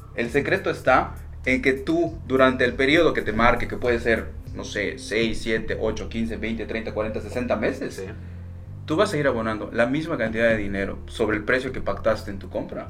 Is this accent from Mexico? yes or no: yes; Yucatán, Mexico; como buen yucateco